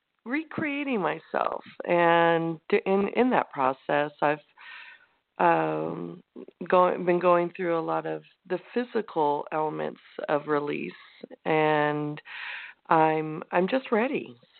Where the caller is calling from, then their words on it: Santa Cruz, California, United States; In Central Coast, Santa Cruz.